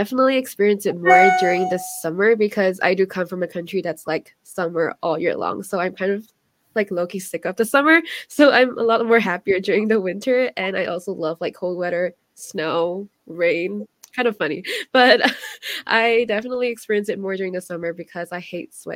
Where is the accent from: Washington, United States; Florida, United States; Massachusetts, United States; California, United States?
Washington, United States; I'm from Washington State